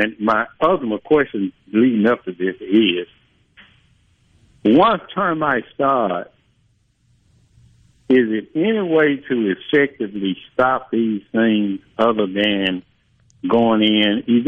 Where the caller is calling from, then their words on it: Clarksdale, Mississippi, United States; Near Clarksdale.